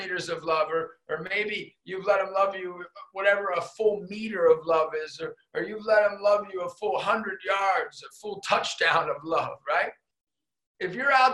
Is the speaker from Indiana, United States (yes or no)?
no; Erie, Pennsylvania, United States; I was a kid from Erie, PA